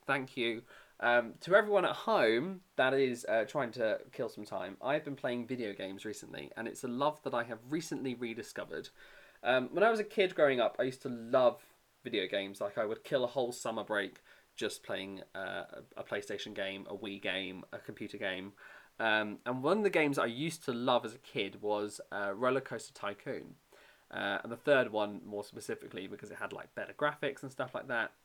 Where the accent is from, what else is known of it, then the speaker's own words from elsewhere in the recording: United Kingdom; accent: British; I worked in the UK pavilion, obviously, because my accent